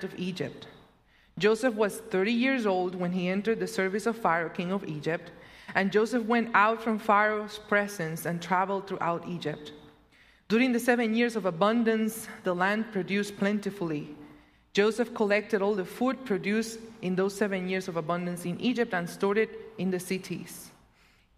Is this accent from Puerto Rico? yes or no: yes; Puerto Rico; also born or lived in Madison, Wisconsin; now in Illinois, United States; my second home. The first one will always be Puerto Rico